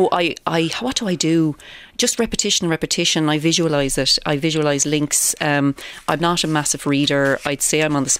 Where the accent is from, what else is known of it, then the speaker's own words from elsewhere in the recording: Cork, Munster, Ireland; I'm from Cork